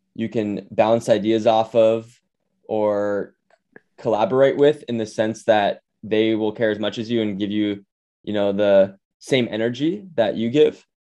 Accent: Honolulu, Hawaii, United States; moved away; also born or lived in New York City / Bay Area; I grew up in Honolulu, Hawaii

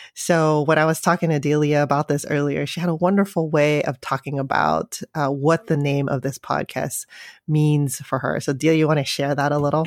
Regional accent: San Francisco, California, United States; I grew up in San Francisco

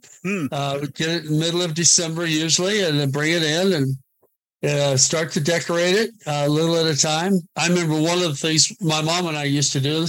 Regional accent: Oregon, United States; I grew up in Oregon.

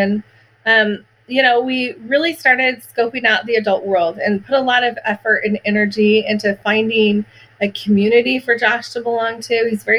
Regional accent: Oregon, United States; I grew up in Oregon. I love Oregon

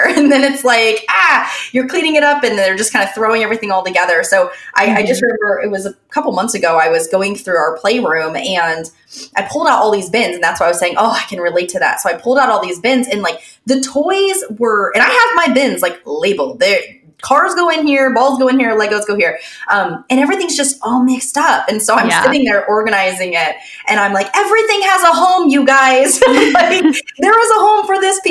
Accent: Florida, United States; also born or lived in Pennsylvania; now in New York, United States; I'm actually from Pennsylvania, but I grew up mostly in Florida and there are no basements in Florida.

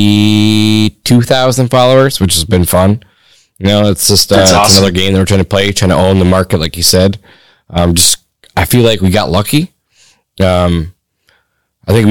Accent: Michigan, United States; in my home state

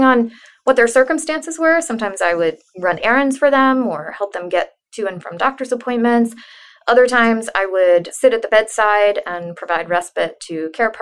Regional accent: Central Florida, United States; I grew up in Central Florida.

